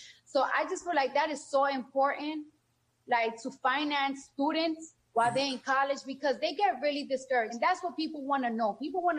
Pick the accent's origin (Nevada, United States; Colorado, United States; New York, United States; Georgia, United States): New York, United States; New York City; I'm from New York